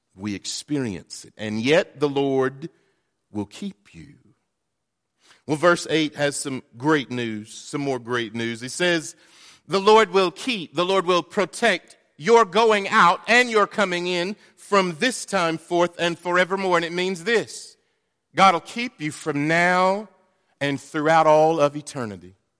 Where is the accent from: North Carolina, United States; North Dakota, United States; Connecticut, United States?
North Carolina, United States; moved away; I'm from North Carolina